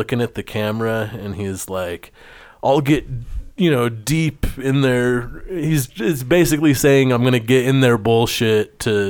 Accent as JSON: {"language": "English", "region": "New Jersey", "country": "United States", "said": "I'm one of you, even though I'm from New Jersey."}